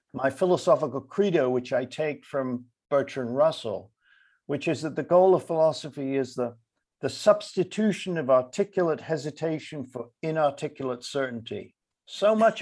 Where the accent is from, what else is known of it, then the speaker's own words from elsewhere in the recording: London, United Kingdom; moved away; I grew up in London, and I used to go to the Lake District in the 1950s to spend my summers there